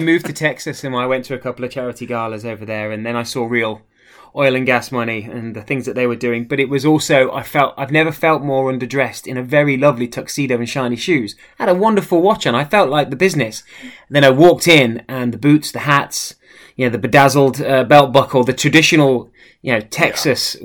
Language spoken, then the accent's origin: English; the middle of England, United Kingdom; moved away as an adult; also born or lived in United States; now in Arundel, United Kingdom; born and raised in the middle of England